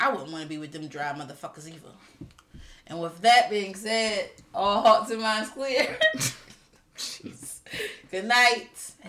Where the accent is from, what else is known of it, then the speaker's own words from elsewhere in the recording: Manchester, North West England, United Kingdom; I'm from Manchester.